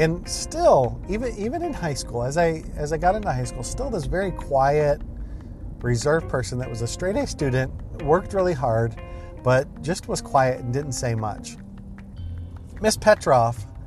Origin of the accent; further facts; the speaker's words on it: Ohio, United States; I was an extremely shy kid and early teenager growing up in Ohio.